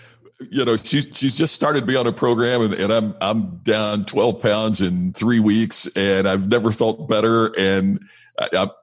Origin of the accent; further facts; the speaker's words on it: Indianapolis, Indiana, United States; moved away; my hometown of Indianapolis